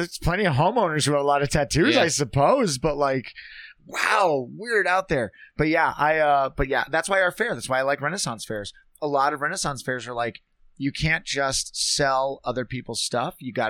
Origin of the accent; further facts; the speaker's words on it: Minneapolis, Minnesota, United States; also born or lived in Bozeman, Montana / Las Vegas, Nevada; I'm from Minneapolis and Bozeman, Montana and Las Vegas.